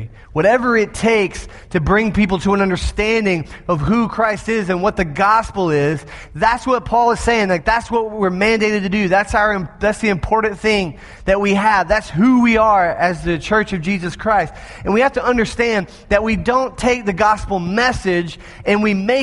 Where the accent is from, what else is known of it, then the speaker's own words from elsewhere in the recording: the South, United States; I'm from the South.